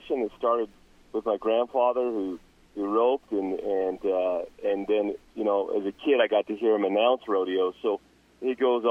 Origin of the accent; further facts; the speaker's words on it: Roosevelt, Utah, United States; also born or lived in Heber City, Utah; So I grew up in Roosevelt, Utah.